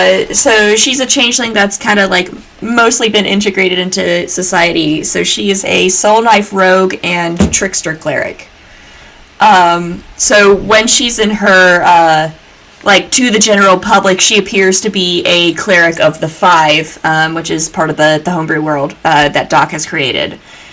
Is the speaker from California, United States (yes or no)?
no; Georgia, United States; when people hear that I'm from Georgia, they expect me to sound like this.